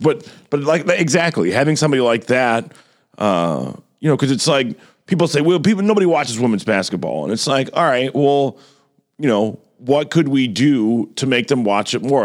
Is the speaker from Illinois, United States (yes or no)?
no; Romeo, Michigan, United States; also born or lived in Detroit; we grew up in Romeo